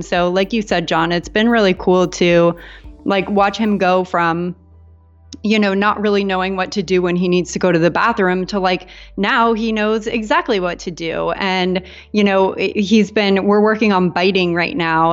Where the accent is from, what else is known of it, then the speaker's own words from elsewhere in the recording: San Diego, California, United States; moved away as an adult; also born or lived in Portland, Maine; now in Puerto Rico; I grew up in San Diego